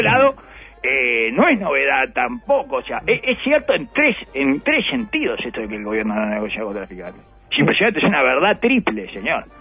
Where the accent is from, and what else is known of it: Uruguay